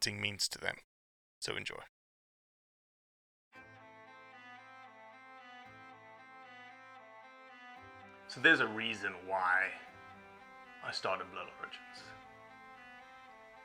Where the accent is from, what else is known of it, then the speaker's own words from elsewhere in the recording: South Africa; moved away as an adult; now in United States; I'm still a South African